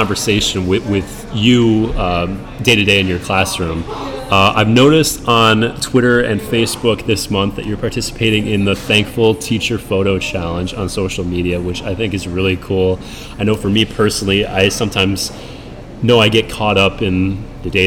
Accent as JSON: {"language": "English", "region": "Minnesota", "country": "United States", "tie": "born or raised there", "moved": "yes", "said": "I grew up in Minnesota"}